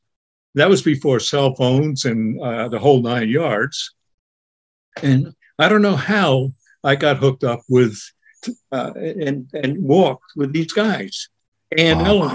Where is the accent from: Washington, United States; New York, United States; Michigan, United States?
New York, United States; Buchanan; I was born and raised in New York. Excellent. I call it New York. And Westchester County, right on in Buchanan, right next to the Hudson River.